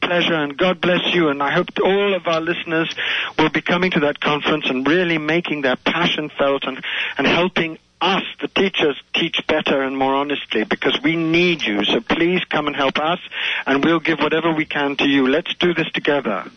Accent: India; I also have a deep, deep connection to India because I was born in India

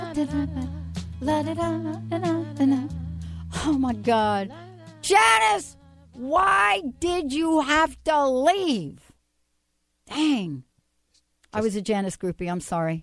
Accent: New Jersey, United States; I'm from Jersey.

